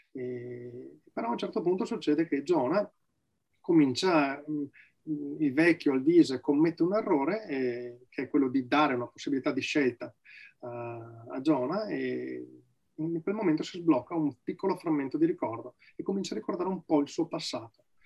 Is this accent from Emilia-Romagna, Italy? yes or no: no; Valpolicella, province of Verona, Veneto, Italy; vivo nella provincia di Verona, eh, nella quale sono nato, in Valpolicella